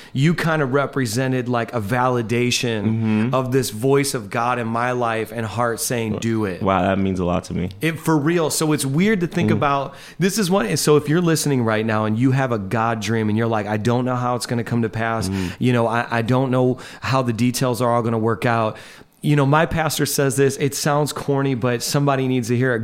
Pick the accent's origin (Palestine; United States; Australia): United States; Indiana; moved away as an adult; now in New York, United States; I'm this guy from Indiana